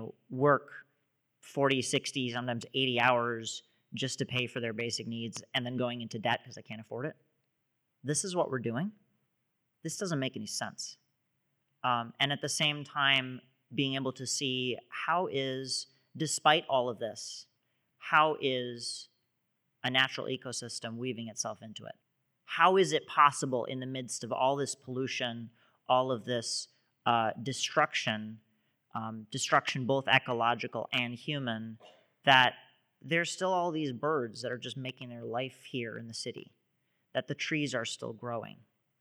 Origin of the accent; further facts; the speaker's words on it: Jersey City, New Jersey, United States; So I grew up in Jersey City, New Jersey. This is right across the river from Manhattan.